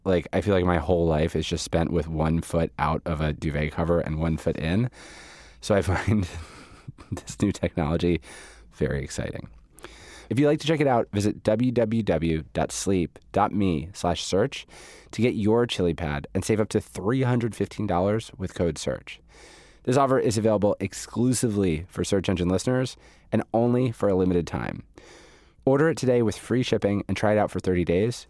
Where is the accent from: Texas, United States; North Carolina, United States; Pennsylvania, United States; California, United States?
Pennsylvania, United States; Haverford; I'm from Haverford